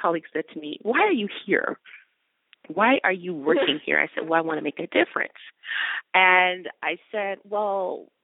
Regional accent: Detroit, Michigan, United States; moved away as an adult; also born or lived in New York; now in California, United States; I grew up in Detroit

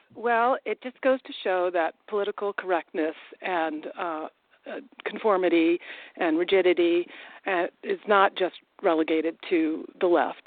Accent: Massachusetts, United States; also born or lived in New Delhi, India; I grew up in Massachusetts, and my parents sent me to public schools

